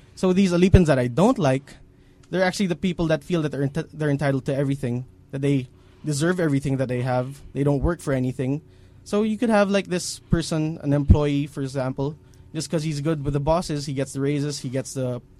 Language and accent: English; Bacolod, Western Visayas, Philippines; I come from Hacienda de Leon. It's actually from Negros Occidental. I'm actually from Bacolod City.